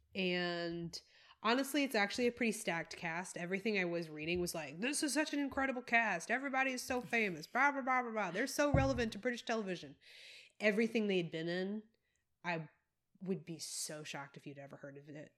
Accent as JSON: {"language": "English", "region": "South Carolina", "country": "United States", "tie": "born or raised there", "also_born_or_lived": "Tennessee / Texas", "moved": "yes", "said": "I grew up in South Carolina, but I did a lot of time in, in Tennessee"}